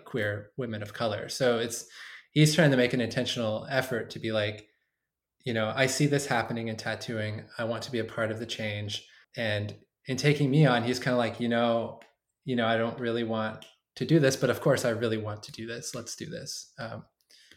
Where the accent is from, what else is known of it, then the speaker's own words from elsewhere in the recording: Bakersfield, California, United States; I came from Bakersfield